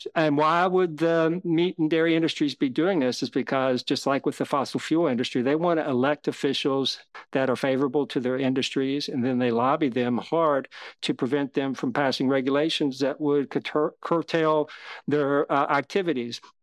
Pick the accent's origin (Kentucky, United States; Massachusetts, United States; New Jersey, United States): Kentucky, United States; I grew up in Kentucky